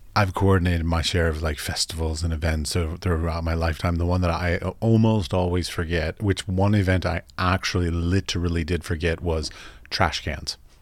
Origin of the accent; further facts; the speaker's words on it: United States; as an American